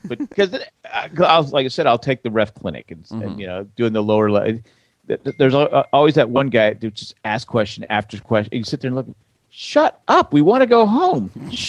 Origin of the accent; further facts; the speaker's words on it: United States; I'm an American.